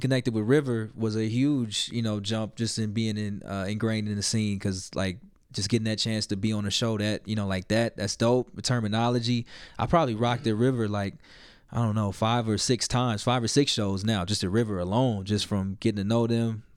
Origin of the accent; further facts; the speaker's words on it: Little Rock, Arkansas, United States; moved away as an adult; now in Denver, United States; I'm from Little Rock, Arkansas originally